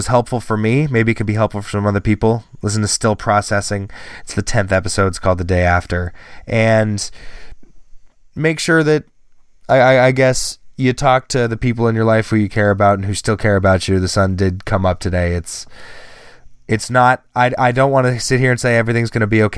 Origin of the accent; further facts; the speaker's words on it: California, United States; we're from California